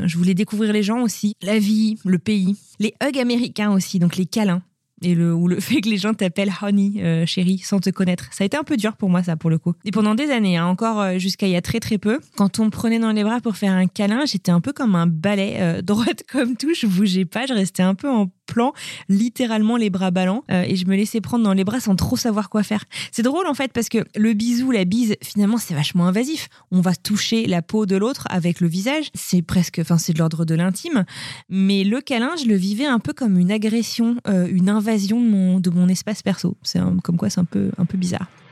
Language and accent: French; France; now in United States; comme nous en France